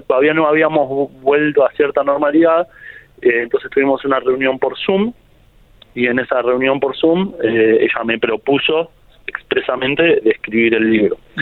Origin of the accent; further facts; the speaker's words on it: La Plata, Buenos Aires Province, Argentina; yo soy un autor de La Plata